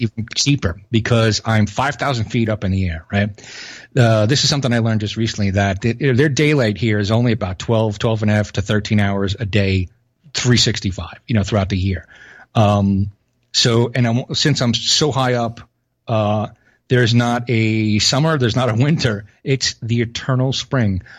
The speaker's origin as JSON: {"language": "English", "town": "New York City", "region": "New York", "country": "United States", "moved": "yes", "said": "I'm from Brooklyn"}